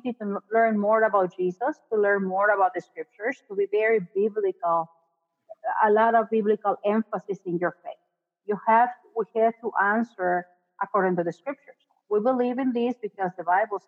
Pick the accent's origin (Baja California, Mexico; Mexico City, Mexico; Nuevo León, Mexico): Nuevo León, Mexico; Monterrey; moved away as an adult; now in McAllen, United States; my hometown, Monterey, which is one of the biggest cities in the northeastern part of the country